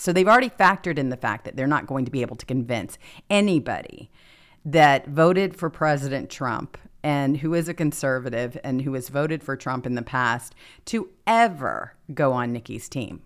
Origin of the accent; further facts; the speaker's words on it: California, United States; moved away; I come from California